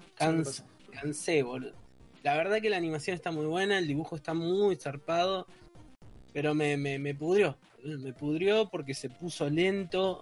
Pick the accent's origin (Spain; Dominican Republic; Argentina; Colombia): Argentina; Ushuaia, Tierra del Fuego; yo soy de Ushuaia